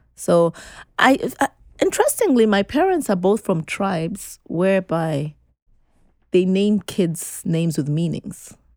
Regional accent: Zambia; moved away as an adult; also born or lived in Uganda; now in United States; grew up in um, Zambia, um, as well as in Uganda before coming to the US

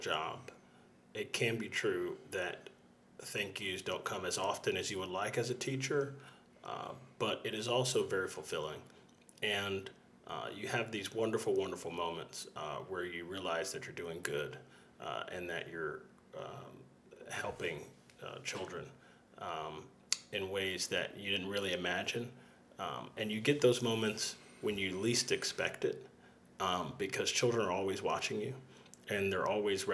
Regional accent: Fort Lauderdale, Florida, United States; also born or lived in Miami; I grew up in South Florida, in Fort Lauderdale. I went to school in Miami. I've never left South Florida.

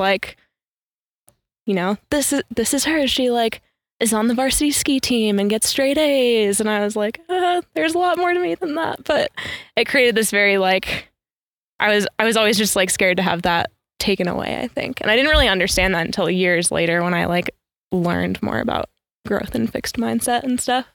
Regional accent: upstate New York, United States; I grew up in upstate New York

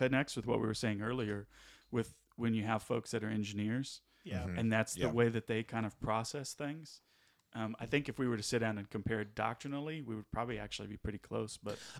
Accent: California, United States; moved away as an adult; also born or lived in Midwest; now in Alabama, United States; coming from the Midwest and then really growing up in California.

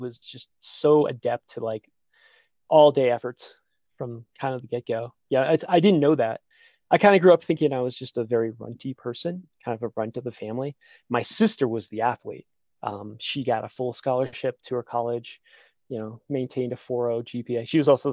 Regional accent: Connecticut, United States; moved away; I grew up in Connecticut, which isn't known for its like awe-inspiring mountain peaks

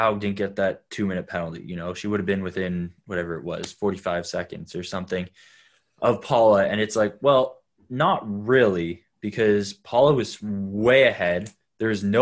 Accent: Canada; being a Canadian

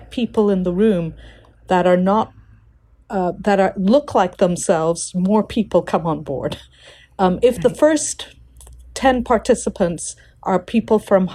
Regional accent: India; moved away; also born or lived in Africa; I'm an Indian citizen working in Africa

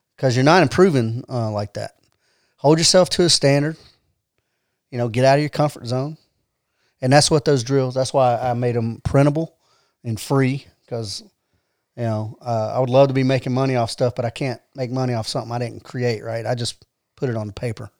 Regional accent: Atlanta, Georgia, United States; moved away as an adult; also born or lived in Decatur, Georgia / Fort Polk, Louisiana; now in Rome, United States; I grew up in Atlanta

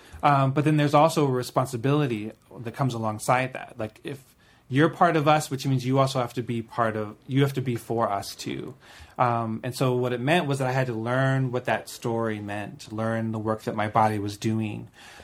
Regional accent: Maryland, United States; growing up in Maryland

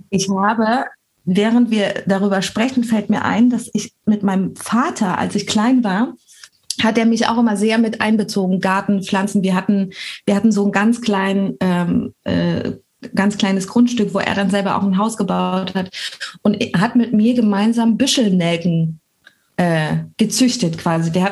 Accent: France; Ich sag Balkon, aber ich komme auch aus Frankreich.

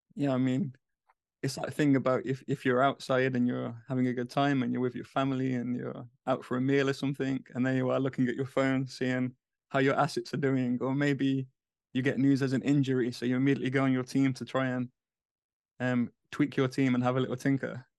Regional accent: England, United Kingdom; moved away as an adult; now in United States; as a English person in the U S

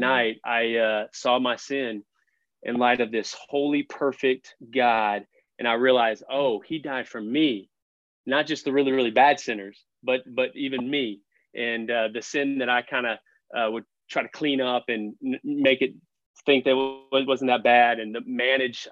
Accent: Fort Worth, Texas, United States; I grew up on the Fort Worth side

